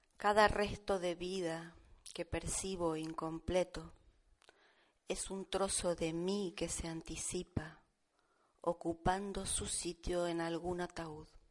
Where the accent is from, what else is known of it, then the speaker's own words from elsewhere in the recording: Buenos Aires, Argentina; now in Almería, Spain; Yo vine hace 30 años de Buenos Aires a vivir aquí